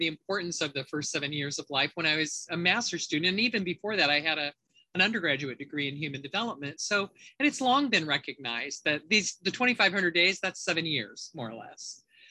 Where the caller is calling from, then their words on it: Redwood City, California, United States; also born or lived in Portland, Oregon; I'm in Redwood City, California. I just came down from Portland, Oregon a few days ago.